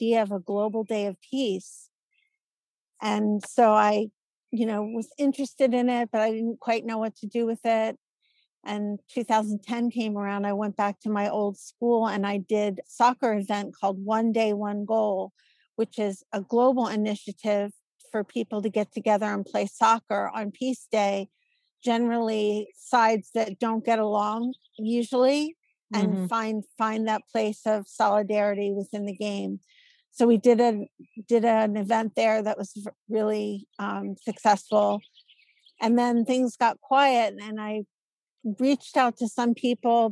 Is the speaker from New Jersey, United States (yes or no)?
no; Philadelphia, Pennsylvania, United States; I'm born and raised in Philadelphia and Philly's my town